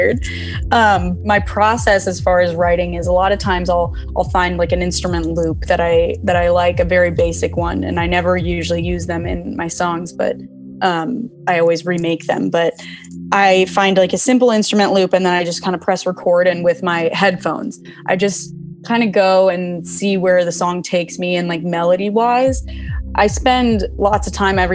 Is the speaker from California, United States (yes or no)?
yes; Southern California, United States; I'm from Southern California. I've been here forever